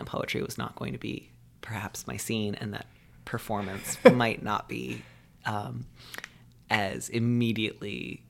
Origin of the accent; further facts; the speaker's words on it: California, United States; also born or lived in Midwest; I grew up both in Southern California and the Midwest, kind of switching back and forth between the two.